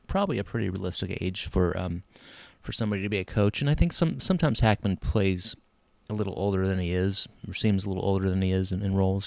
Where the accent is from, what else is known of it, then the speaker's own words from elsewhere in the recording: United States; I'm an American